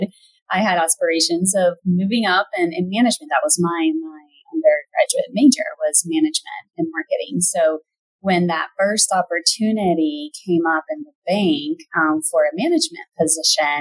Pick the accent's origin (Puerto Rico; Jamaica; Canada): Puerto Rico; moved away as an adult; also born or lived in Indiana / Fort Wayne; Originally, I'm from Puerto Rico. That's where I grew up and went to undergrad school